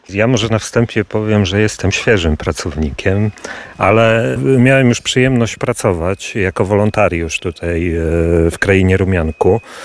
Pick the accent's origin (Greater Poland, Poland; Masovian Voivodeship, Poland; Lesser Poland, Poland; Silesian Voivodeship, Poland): Masovian Voivodeship, Poland; Warsaw; moved away as an adult; now in Lublin Voivodeship, Poland; Ja urodziłem się w Warszawie, ale teraz tak naprawdę wracam na Lubelszczyznę.